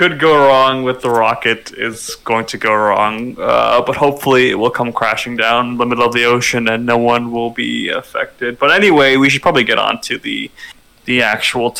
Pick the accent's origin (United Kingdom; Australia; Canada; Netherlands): Canada; And we're Canadian, so our second language is French